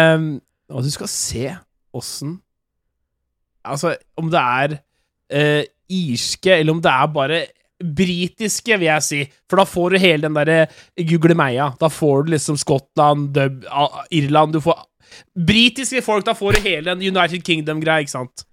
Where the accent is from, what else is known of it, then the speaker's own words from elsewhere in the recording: Norway; jeg er jo norsk